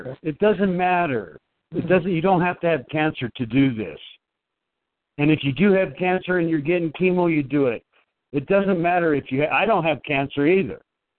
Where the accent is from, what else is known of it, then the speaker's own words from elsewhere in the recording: Los Angeles, California, United States; moved away as an adult; now in Colorado Springs, United States; I grew up down there in Los Angeles and stuff.